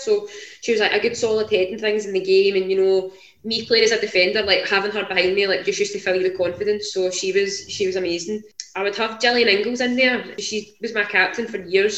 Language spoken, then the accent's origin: English; Whitburn, Scotland, United Kingdom; now in Livingston, United Kingdom; I'm originally from a wee town called Whitburn, kind of between Glasgow and Edinburgh, just off the M8, but I now stay in Livingston